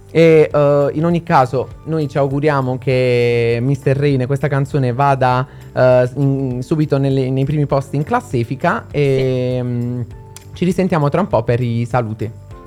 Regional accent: Southern Italy, Italy; io sono del sud

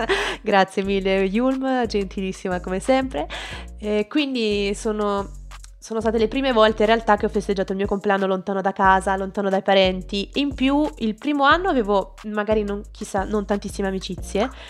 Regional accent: Southern Italy, Italy; io sono del sud

